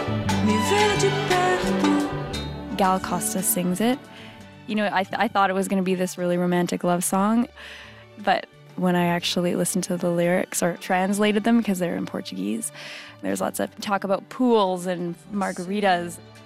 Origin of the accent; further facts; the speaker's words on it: Canada; also born or lived in Netherlands; Being Canadian and all